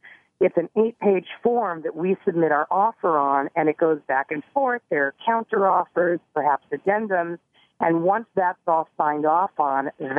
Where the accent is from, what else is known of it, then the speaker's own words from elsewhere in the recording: Los Angeles, California, United States; moved away; also born or lived in New York; I love being back in Los Angeles.